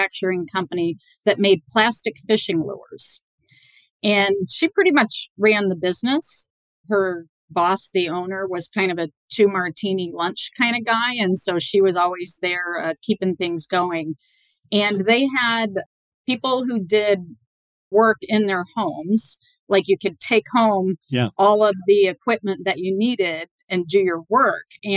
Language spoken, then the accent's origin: English; Bellbrook, Ohio, United States; moved away as an adult; also born or lived in Boston; I grew up in Bellbrook, Ohio, which is a suburb of Dayton, Ohio, which was a small little town, 20,000 people